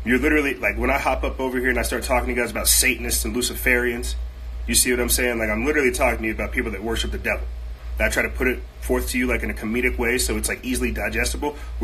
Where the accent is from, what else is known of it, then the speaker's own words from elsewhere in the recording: United States; I'm an American